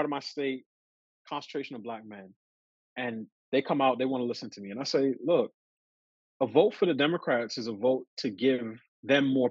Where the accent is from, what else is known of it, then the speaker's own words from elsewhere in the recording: New York City, New York, United States; I grew up in New York City.